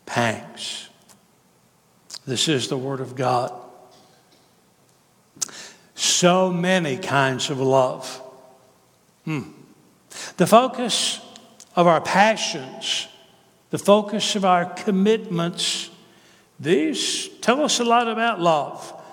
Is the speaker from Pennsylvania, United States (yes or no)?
no; Kentucky, United States; now in Tennessee, United States; I'm from Kentucky, but I live in Tennessee